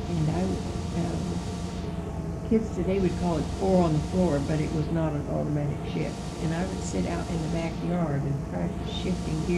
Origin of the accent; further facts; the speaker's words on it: Marceline, Missouri, United States; I was from Marceline.